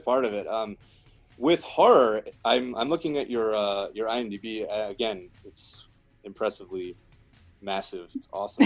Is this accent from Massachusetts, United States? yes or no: no; Delaware, United States; moved away as an adult; also born or lived in Miami, Florida; where i grew up in delaware